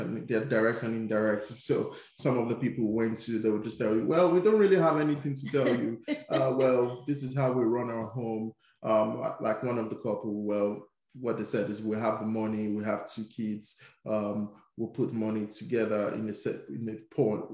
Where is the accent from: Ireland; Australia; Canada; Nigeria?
Nigeria; now in United Kingdom; I grew up in Nigeria